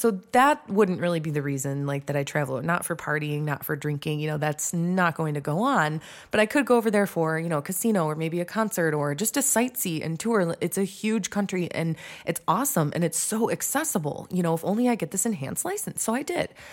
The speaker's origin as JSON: {"language": "English", "town": "Detroit", "region": "Michigan", "country": "United States", "tie": "born or raised there", "said": "I grew up in Metro Detroit"}